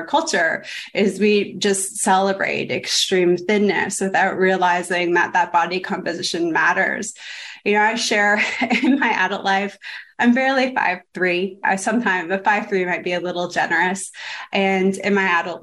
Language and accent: English; Toronto, Ontario, Canada; moved away as an adult; now in United States; I come from Canada, Toronto